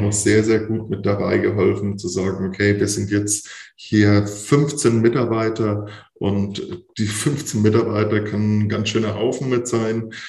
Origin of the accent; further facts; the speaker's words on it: Franconia, Bavaria, Germany; ich da als Franke mit hochkomme